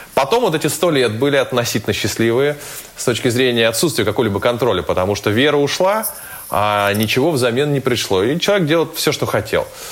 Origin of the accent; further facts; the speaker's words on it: Saint Petersburg, Russia; мой родной город